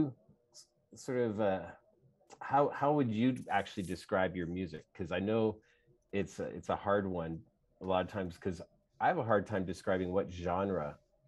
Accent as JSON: {"language": "English", "town": "Edmonton", "region": "Alberta", "country": "Canada", "tie": "born or raised there", "said": "I grew up in Edmonton"}